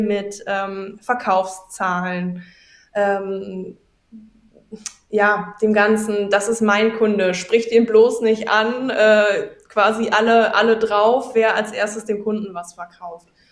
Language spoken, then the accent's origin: German; Wegberg, North Rhine-Westphalia, Germany; hier bei uns in Wegberg